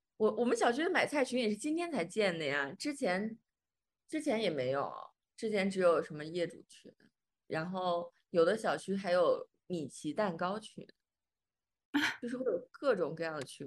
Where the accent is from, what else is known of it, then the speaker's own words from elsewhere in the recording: Xi'an, Shaanxi, China; 我老公是武汉的，我是西安的